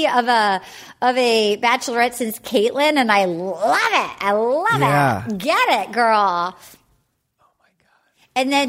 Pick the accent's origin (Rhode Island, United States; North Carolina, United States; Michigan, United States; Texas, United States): Rhode Island, United States; Little Compton; born or raised there